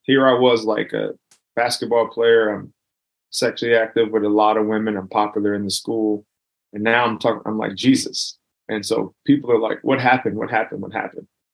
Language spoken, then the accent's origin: English; Los Angeles, California, United States; I grew up in South Central, and I'm like the bottom of South Central as far as you can go